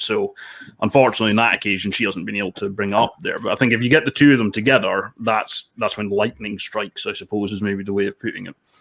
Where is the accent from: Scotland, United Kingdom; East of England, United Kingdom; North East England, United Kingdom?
Scotland, United Kingdom; Dundee; also born or lived in England; now in Edinburgh, United Kingdom; I'm currently in Edinburgh, and I'm originally from Dundee, slightly north of there